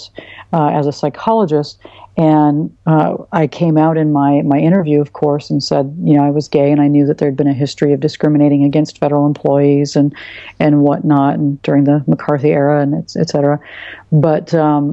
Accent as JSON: {"language": "English", "region": "Oregon", "country": "United States", "tie": "born or raised there", "said": "my suburban town that I grew up in Oregon"}